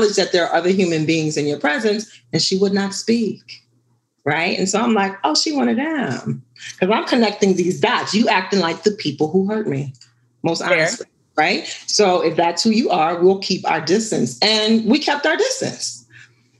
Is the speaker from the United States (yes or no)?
yes; New Orleans, Louisiana, United States; I am Ghanaian, born in America. But I was born and raised in New Orleans.